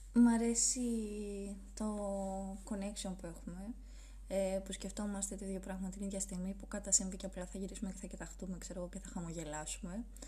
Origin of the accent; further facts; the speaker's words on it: Athens, Attica, Greece; Εγώ γεννήθηκα στην Αθήνα